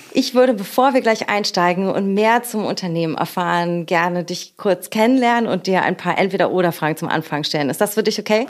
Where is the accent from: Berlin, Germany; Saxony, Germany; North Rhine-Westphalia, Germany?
Berlin, Germany; aus meiner Heimat und unserer schönen Hauptstadt Berlin